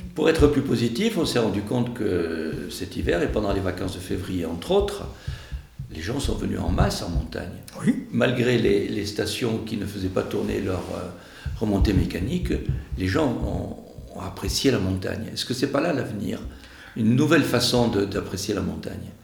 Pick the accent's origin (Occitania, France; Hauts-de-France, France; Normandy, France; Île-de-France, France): Occitania, France; Bigorre; chez nous, en Bigorre